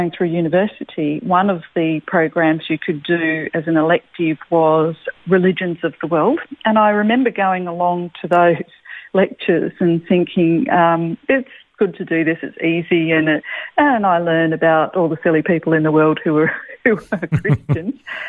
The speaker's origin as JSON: {"language": "English", "town": "Adelaide", "region": "South Australia", "country": "Australia", "tie": "born or raised there", "moved": "as an adult", "lives_now": "Melbourne, Australia", "said": "I was born in Adelaide, and so country family, had country farms all over the place"}